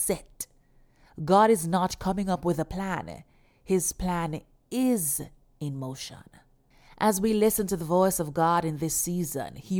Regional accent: Jamaica; my home country, Jamaica

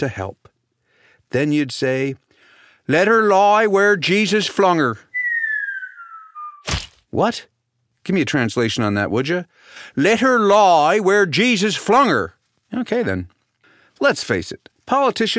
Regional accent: Canada

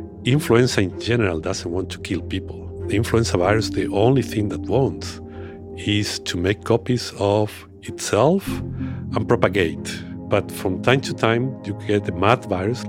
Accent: Burgos, Castile and León, Spain; moved away; That's from my hometown in Spain

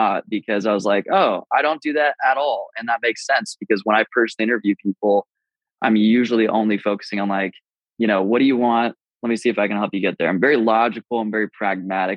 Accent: Utah, United States; I grew up in Utah

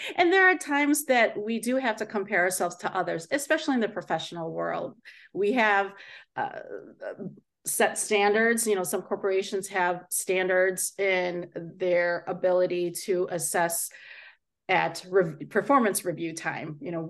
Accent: Philippines; And I say, because I am Asian, because I'm Filipino, sometimes I feel that people think differently

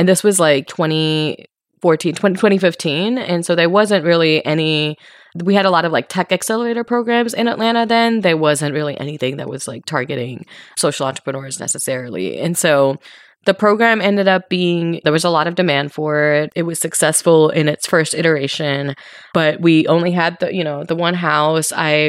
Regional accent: Mumbai, Maharashtra, India; moved away as an adult; now in United States; So I was born and raised in Mumbai in India, and I moved to the US for college.

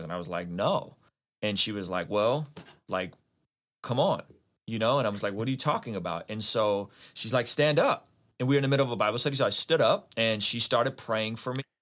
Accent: San Diego, California, United States; also born or lived in Azerbaijan; now in Vista, United States; I grew up in San Diego

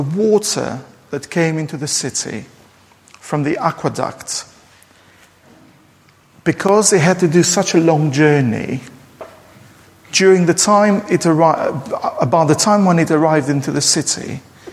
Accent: Durrës, Durrës County, Albania; Durrës, my hometown, which is central in Albania

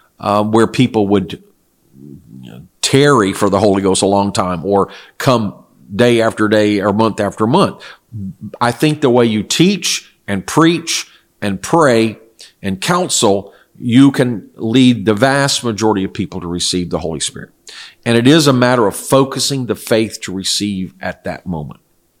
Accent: South Korea; English is a second language; I was raised in Korea where my parents were missionaries, and this is what they taught.

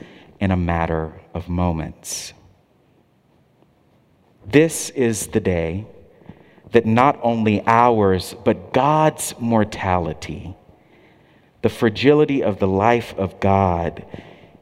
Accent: Texas, United States; moved away; I say Barabbas because I grew up in Texas and we say Barabbas in Texas

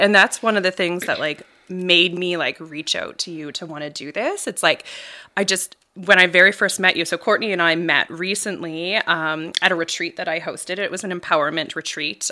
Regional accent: Bridgewater, Nova Scotia, Canada; I'm a local gal, born and raised in Bridgewater area.

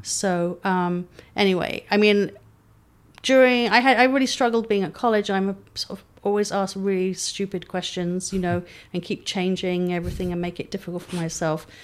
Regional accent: London, United Kingdom; moved away as an adult; now in San Diego, United States; I was brought up in London

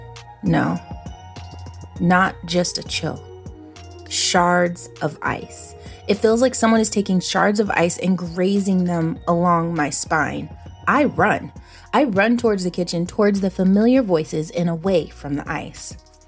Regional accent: Salem, Virginia, United States; I know my hometown, Salem, Virginia, like the back of my hand. I have been pushed around in a stroller here, took my first steps here, rode my first bike here.

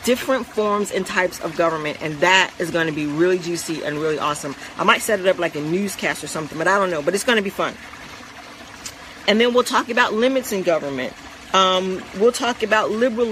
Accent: United States; also born or lived in Central Florida; we as Americans

